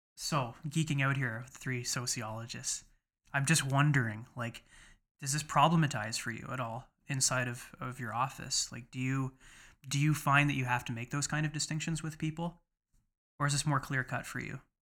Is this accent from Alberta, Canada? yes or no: no; London, Ontario, Canada; moved away as an adult; now in Kingston, Canada; my hometown of London, Ontario